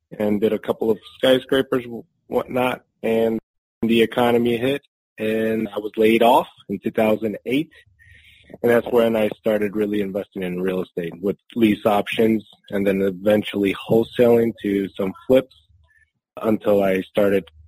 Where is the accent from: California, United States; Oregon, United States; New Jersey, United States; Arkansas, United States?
New Jersey, United States; Newark; also born or lived in Spain / Harrison, New Jersey; now in Durham, United States; Basically, I immigrated with my family from Spain in the 80s, and we moved to New Jersey, primarily uh, Newark, New Jersey, and then to Harrison. So I was pretty much raised in that area.